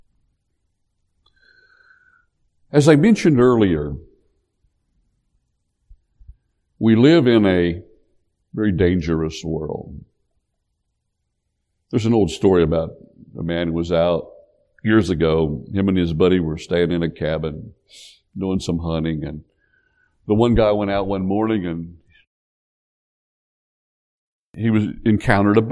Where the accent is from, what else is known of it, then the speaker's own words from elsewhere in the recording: Appalachia, United States; growing up in Appalachia